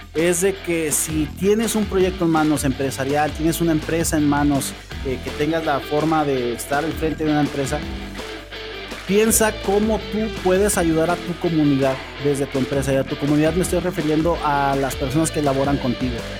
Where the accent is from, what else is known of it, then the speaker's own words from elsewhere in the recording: Mexico; como mexicanos